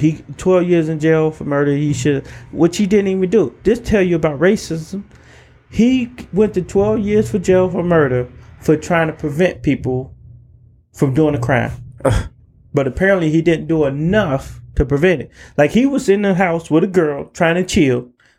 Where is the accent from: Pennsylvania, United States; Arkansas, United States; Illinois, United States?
Illinois, United States; Chicago; I was from Chicago, so we were fucking battle